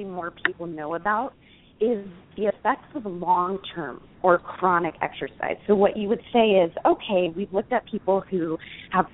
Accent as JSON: {"language": "English", "town": "Los Angeles", "region": "California", "country": "United States", "tie": "born or raised there", "said": "we grew up in Los Angeles"}